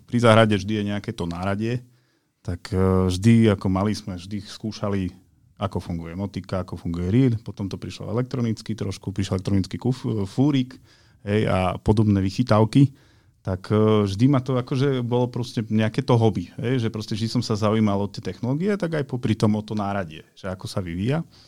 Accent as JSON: {"language": "Slovak", "region": "eastern Slovakia", "country": "Slovakia", "tie": "born or raised there", "said": "u nás na východe, keď som vyrastal"}